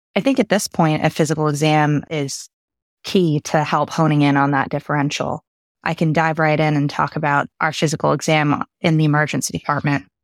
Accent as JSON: {"language": "English", "country": "Canada", "tie": "born or raised there", "also_born_or_lived": "United Kingdom / Boston / Connecticut", "moved": "as an adult", "lives_now": "Houston, United States", "said": "born in the U K and spent my formative years in Canada"}